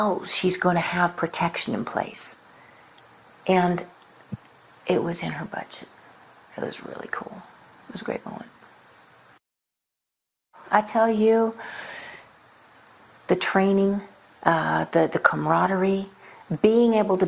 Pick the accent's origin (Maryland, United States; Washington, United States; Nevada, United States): Nevada, United States; Reno; I grew up in Reno, Nevada, and I went to Oregon State for a couple years.